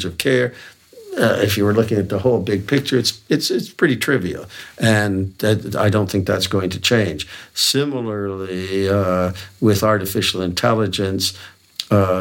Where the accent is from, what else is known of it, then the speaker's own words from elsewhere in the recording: Hamilton, Ontario, Canada; McMaster University in my hometown of Hamilton